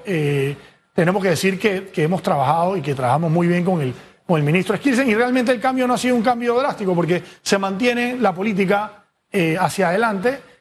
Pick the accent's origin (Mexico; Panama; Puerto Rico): Panama; somos todos los panameños